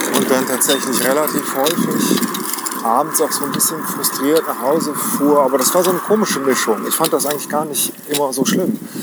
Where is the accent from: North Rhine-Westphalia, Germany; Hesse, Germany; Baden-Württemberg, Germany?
North Rhine-Westphalia, Germany; village near Cologne; wir sind äh, dörflich groß geworden